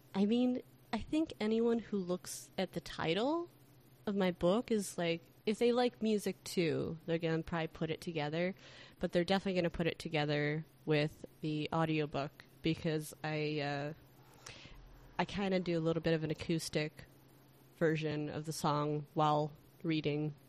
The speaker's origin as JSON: {"language": "English", "town": "Chicago", "region": "Illinois", "country": "United States", "said": "as a Chicagoan"}